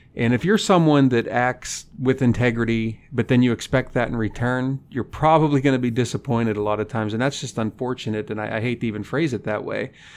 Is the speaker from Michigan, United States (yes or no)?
no; Punxsutawney, Pennsylvania, United States; moved away as an adult; now in North Dakota, United States; I grew up in Punxsutawney, Pennsylvania